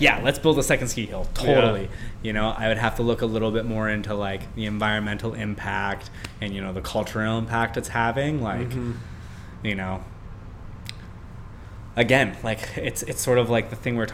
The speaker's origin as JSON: {"language": "English", "country": "Canada", "said": "as Canadian, like I said, like, we have nine months of winter"}